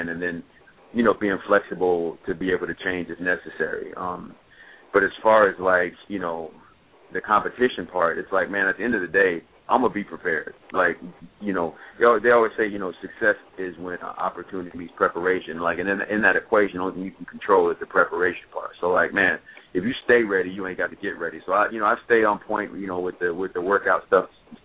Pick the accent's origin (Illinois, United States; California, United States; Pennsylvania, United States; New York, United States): Illinois, United States; Champaign; moved away; also born or lived in Chicago, Illinois; I'm from Champaign, man. I was born and raised there.